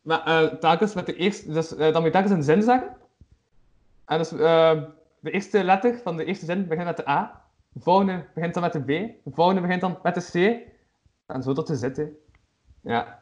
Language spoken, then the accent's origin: Dutch; Flanders, Belgium; Als Vlaming